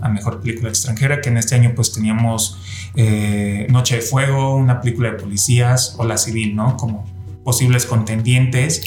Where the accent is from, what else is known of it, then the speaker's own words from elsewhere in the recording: Mexico; aquí en México tenemos los Arieles